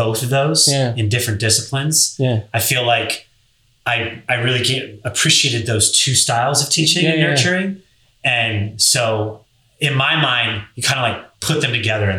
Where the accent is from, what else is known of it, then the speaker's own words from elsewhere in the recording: Delaware, United States; I'm from Delaware. That's where I grew up. Yeah. That's where I went to high school.